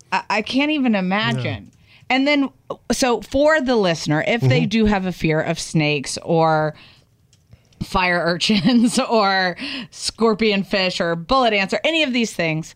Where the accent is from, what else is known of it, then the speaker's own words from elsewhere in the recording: the South, United States; Well, I grew up in the South and I was taught there was like alligators or crocodiles.